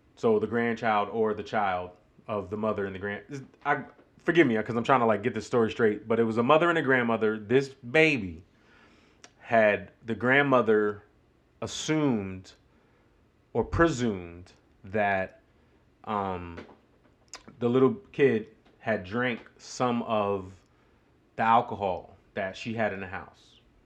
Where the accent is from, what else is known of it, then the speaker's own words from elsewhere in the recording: New York, United States; moved away as an adult; now in Greenville, United States; growing up in New York